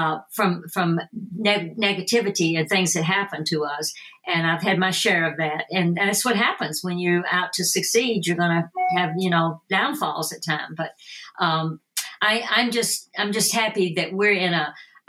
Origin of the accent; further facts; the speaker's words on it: Tennessee, United States; moved away; also born or lived in Phoenix, Arizona; my accent, you know, being from Tennessee